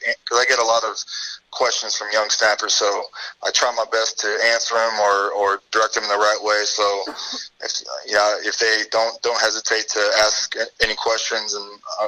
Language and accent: English; Bay Area, California, United States; I'm from California. I'm from the Bay Area